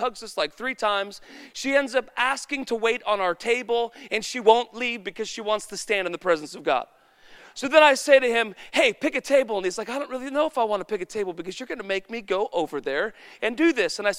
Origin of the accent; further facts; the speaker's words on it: Woodland, United States; Because I'm from Woodland and I should have a story about that too.